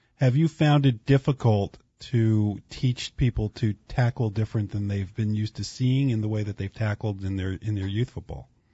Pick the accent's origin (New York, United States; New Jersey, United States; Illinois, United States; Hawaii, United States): New Jersey, United States; I grew up in New Jersey